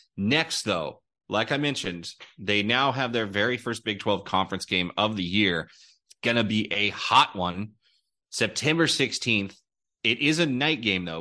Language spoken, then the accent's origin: English; Houston, Texas, United States; my hometown where my dad went to school